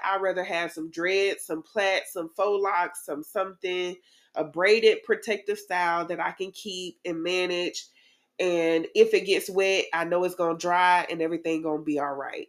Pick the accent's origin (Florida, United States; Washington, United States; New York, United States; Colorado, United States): Florida, United States; Tallahassee; I am originally from Tallahassee